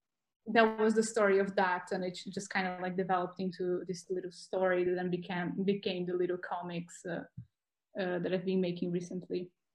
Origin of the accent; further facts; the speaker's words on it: North Region, Brazil; English is a second language; also born or lived in South of Brazil / Portugal; now in Bologna, Italy; I'm from Brazil. I'm from the north of Brazil, but okay. I moved quite a lot. Like I also moved to the south of Brazil, then I went to Portugal.